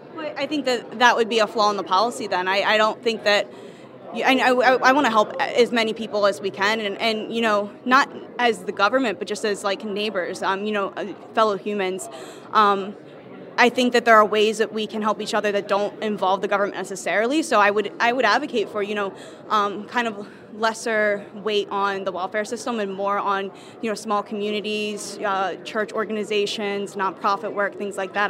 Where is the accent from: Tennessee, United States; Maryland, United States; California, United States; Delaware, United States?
Delaware, United States; moved away; also born or lived in Kutztown, Pennsylvania; I'm from Kutztown University, originally from Delaware